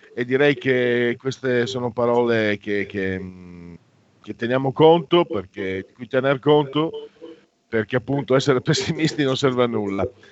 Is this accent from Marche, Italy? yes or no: no; Veneto, Italy; delle mie parti, Veneto